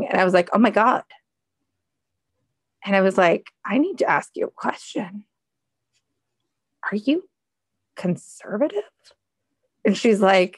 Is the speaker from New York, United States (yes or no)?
no; Seattle, Washington, United States; I'm from Seattle